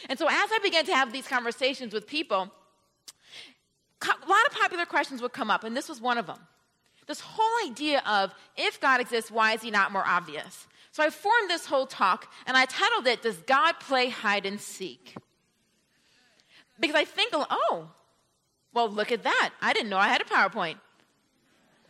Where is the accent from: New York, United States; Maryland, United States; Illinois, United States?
New York, United States; Rochester; now in Atlanta, United States; I come from the state, and New York City is a city in the state. So I grew up right on the Canada border